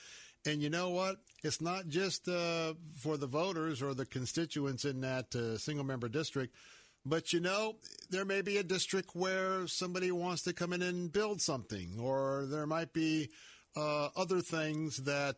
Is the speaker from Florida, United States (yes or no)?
yes; Tampa, Florida, United States; also born or lived in California; I was born and raised in Tampa, and I remember when a lot of our highways were just two-lane roads